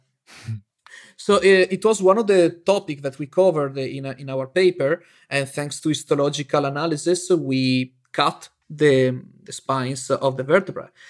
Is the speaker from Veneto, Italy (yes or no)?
yes; near Venice, Veneto, Italy; also born or lived in Bologna, Italy; my hometown that is near Venice